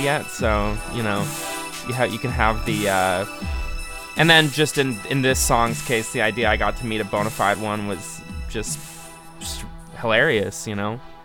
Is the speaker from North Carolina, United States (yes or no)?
no; Buffalo, New York, United States; growing up in Buffalo, and you're in like ninth grade